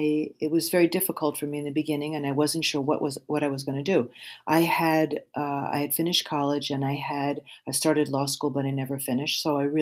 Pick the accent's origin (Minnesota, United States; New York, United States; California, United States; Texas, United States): New York, United States; born there; moved away; also born or lived in Belgium / Switzerland; So I was born in New York, and I moved after my parents' divorce to Europe, first to Belgium, and then many years in Switzerland, where I was educated.